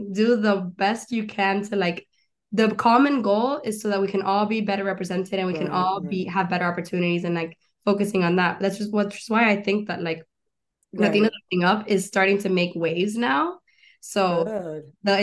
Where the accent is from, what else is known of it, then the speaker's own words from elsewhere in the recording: Doral, Florida, United States; moved away as an adult; also born or lived in Chaco, Argentina / Gainesville, Florida; now in Los Angeles, United States; I grew up in Doral, Doralzuela is what they call it